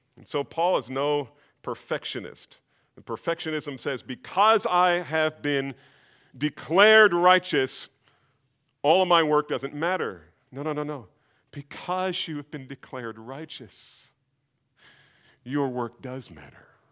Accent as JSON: {"language": "English", "region": "New Jersey", "country": "United States", "tie": "born or raised there", "said": "when I was growing up in New Jersey"}